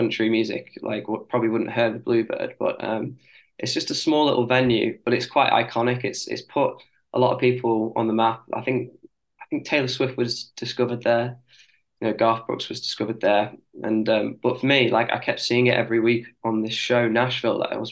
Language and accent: English; near Liverpool, North West England, United Kingdom; accent: northern; I'm from near Liverpool